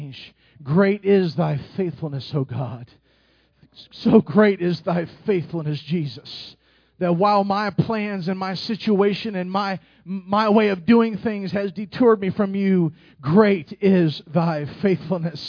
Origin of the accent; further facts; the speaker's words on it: Indianapolis, Indiana, United States; I'm from Indianapolis